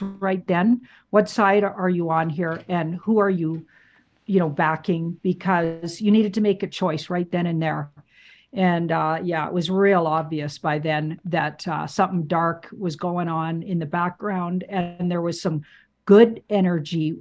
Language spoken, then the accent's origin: English; Canada; being a Canadian